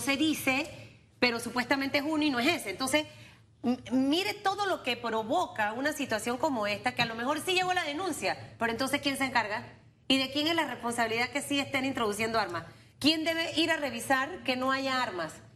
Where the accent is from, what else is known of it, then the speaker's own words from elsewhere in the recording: Panama; a mí como panameña y como periodista